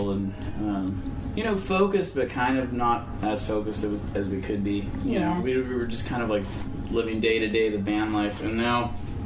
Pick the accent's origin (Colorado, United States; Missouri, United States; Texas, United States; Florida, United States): Florida, United States; Land O'Lakes; moved away as an adult; also born or lived in Los Angeles; now in Tampa, United States; We live in Tampa, but we grew up in Land O'Lakes